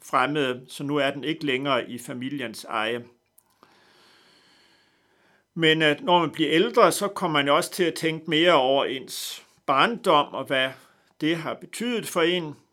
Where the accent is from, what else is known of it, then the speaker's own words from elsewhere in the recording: North Denmark Region, Denmark; men jeg er født i Vendsyssel, langt væk fra København. Født på en gård, en slægtsgård i nærheden af Dronlund. Og på den måde er jeg nok lidt speciel ved, at jeg er opvokset på en, en slægtsgård